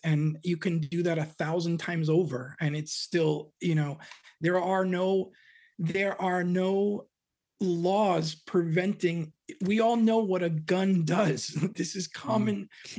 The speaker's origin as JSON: {"language": "English", "town": "Hoboken", "region": "New Jersey", "country": "United States", "also_born_or_lived": "West Coast", "said": "And I'm actually a Jersey boy myself. I was born in Hoboken, New Jersey."}